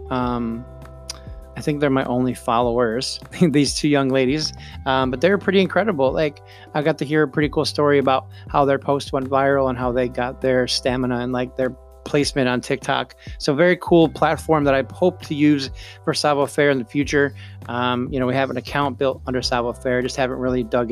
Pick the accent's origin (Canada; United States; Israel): United States; upstate New York; my hometown in upstate New York